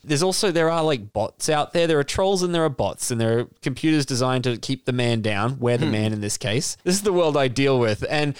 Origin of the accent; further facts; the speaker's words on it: Yorkshire and the Humber, United Kingdom; I'm a Yorkshireman man, like a guy from Yorkshire.